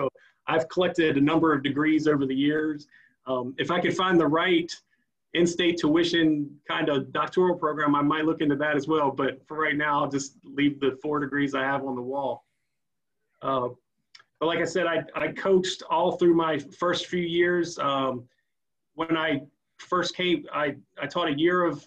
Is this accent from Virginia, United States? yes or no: yes; Front Royal, Virginia, United States; also born or lived in Manassas, Virginia; I grew up in Front Royal, Virginia